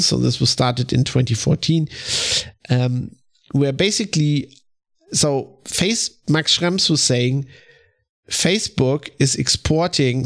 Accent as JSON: {"language": "English", "country": "Germany", "said": "I'm from Germany"}